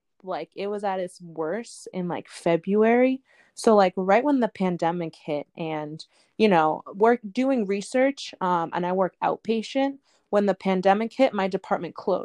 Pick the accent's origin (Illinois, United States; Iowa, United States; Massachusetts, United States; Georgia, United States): Massachusetts, United States; Boston; also born or lived in Ithaca, New York; I was born and raised in the Boston area.